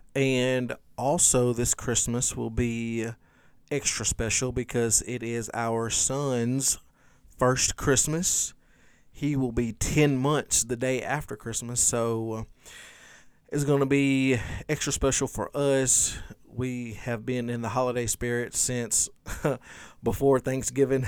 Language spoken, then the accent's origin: English; Louisiana, United States; in my short thirty-five years of life growing up in Louisiana